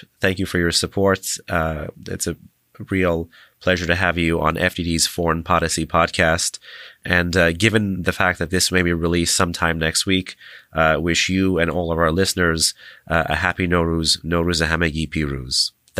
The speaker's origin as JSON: {"language": "English", "country": "United States", "said": "as an American"}